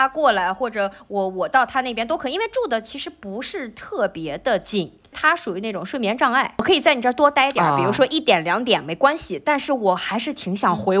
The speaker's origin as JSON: {"language": "Chinese", "country": "China", "said": "我我们中国人都是在家做饭的"}